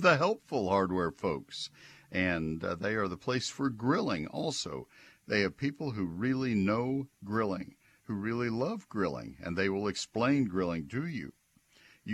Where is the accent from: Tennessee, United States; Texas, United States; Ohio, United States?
Texas, United States; College Station; When I was a kid growing up in College Station